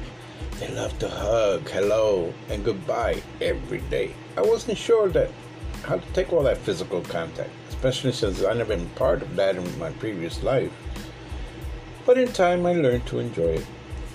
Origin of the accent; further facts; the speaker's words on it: the South, United States; also born or lived in North; While I often say that I'm a Southerner, but I was born in the North